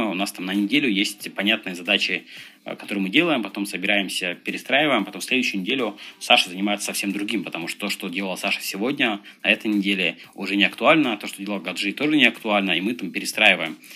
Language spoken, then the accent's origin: Russian; Dagestan, Russia; moved away; Я родом из Дагестана